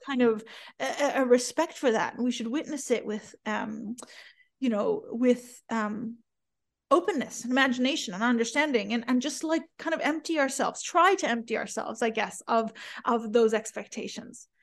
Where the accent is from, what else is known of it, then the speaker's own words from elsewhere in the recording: the Bible Belt, United States; also born or lived in Iran; growing up in the Bible Belt